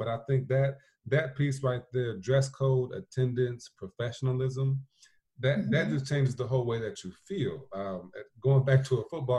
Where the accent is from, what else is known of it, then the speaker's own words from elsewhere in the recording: South Bend, Indiana, United States; my home school district from when I was growing up in South Bend Schools, their handbook hadn't been updated since the 80s.